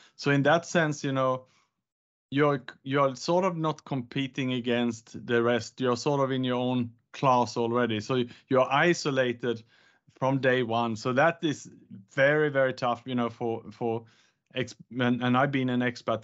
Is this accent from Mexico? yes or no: no; Sweden; moved away as an adult; also born or lived in Gold Coast, Australia / Bangkok, Thailand / Indonesia / Vietnam; now in Singapore; I was born in Sweden, educated in Australia on the Gold Coast